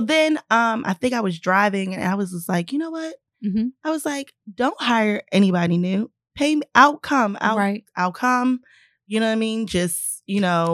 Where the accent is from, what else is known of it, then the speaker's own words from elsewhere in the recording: Baltimore, Maryland, United States; moved away as an adult; now in Los Angeles, United States; I am from Baltimore.